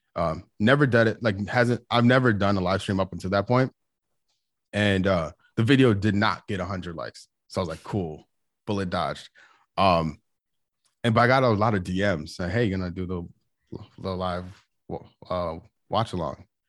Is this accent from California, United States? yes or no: no; outside of Chicago, Illinois, United States; also born or lived in Saint Louis, Missouri; now in Charlotte, United States; I grew up outside of Chicago